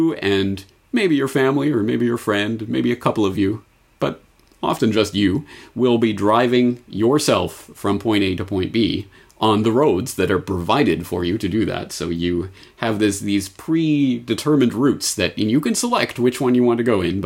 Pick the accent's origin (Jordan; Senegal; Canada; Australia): Canada; as a Canadian all of my life